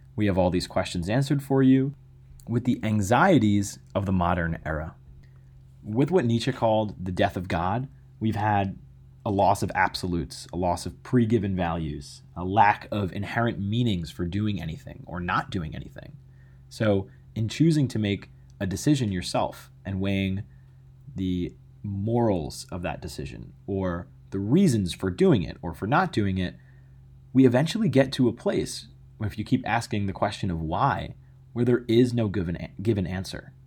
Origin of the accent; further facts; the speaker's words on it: United States; as an American